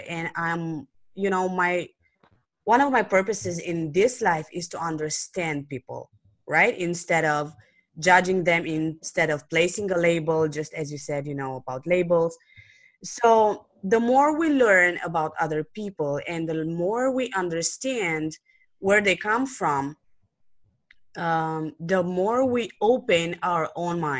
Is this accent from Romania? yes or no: yes; Romania; English is a second language; I'm from Romania